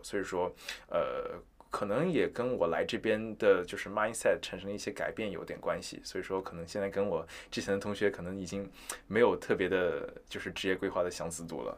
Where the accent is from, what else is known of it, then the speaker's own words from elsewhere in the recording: Wuxi, Jiangsu, China; moved away as an adult; now in Los Angeles, United States; 我是比较属于土生土长的这个无锡人嘛，就是二线城市长大的小孩子